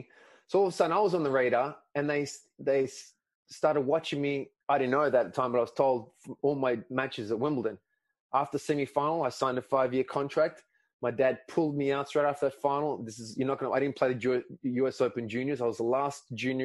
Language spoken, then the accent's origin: English; Melbourne, Victoria, Australia; first language Greek; English is a second language; in Melbourne, my hometown